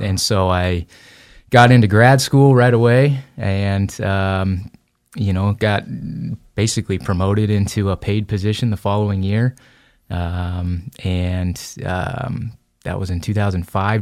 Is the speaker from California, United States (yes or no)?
yes; Anaheim, California, United States; moved away as an adult; now in Idaho, United States; I grew up in Anaheim, uh, California, in the heart of Orange County